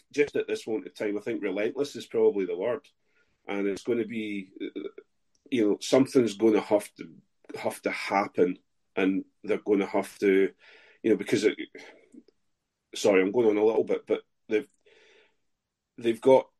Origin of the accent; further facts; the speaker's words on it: Scotland, United Kingdom; as a Scot